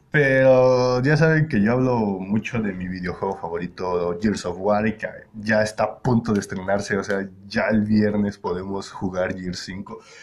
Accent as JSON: {"language": "Spanish", "region": "Querétaro", "country": "Mexico", "said": "todos mis compañeros con los que con los que estamos aquí somos de Querétaro"}